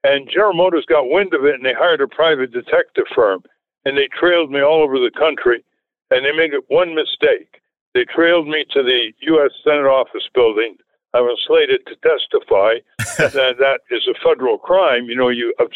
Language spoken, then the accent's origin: English; New England, United States; growing up in New England in those days